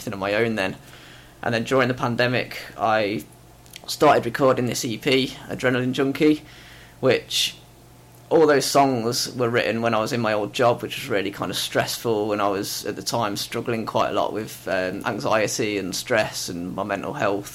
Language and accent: English; Leicester, East Midlands, United Kingdom; moved away as an adult; now in Warrington, United Kingdom; originally I'm from Leicester. I moved to Warrington about 9 years ago.